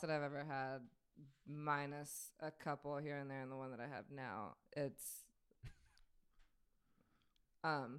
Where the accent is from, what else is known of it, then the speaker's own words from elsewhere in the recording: South Carolina, United States; from South Carolina